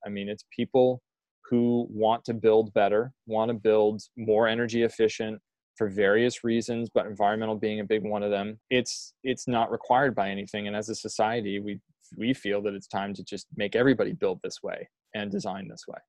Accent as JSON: {"language": "English", "region": "Maine", "country": "United States", "tie": "born or raised there", "also_born_or_lived": "Colorado", "moved": "as an adult", "said": "when my wife and I moved back to Maine from Colorado, and Reggie and I grew up together"}